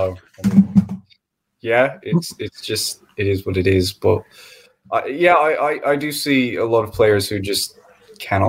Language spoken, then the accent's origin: English; United States; As an American